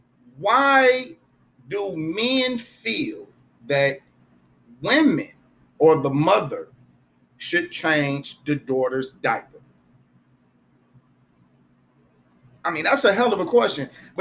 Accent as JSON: {"language": "English", "country": "United States", "tie": "born or raised there", "said": "I grew up in America like everybody else."}